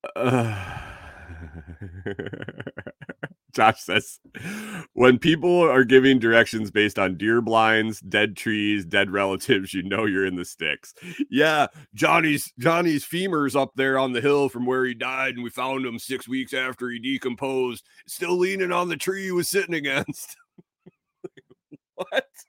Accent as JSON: {"language": "English", "region": "Western New York", "country": "United States", "tie": "born or raised there", "moved": "yes", "said": "I grew up in Western New York"}